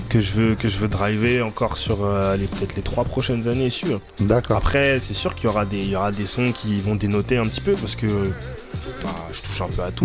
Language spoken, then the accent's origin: French; Reims, Grand Est, France; moved away as an adult; now in Paris, France; je viens de Reims, ville du 51. Bah, je suis arrivé sur Paris, je suis nouveau